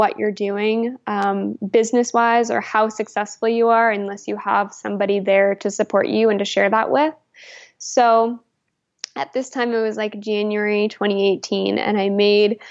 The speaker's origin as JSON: {"language": "English", "region": "Alberta", "country": "Canada", "also_born_or_lived": "New Brunswick", "moved": "as an adult", "said": "I'm originally from Alberta"}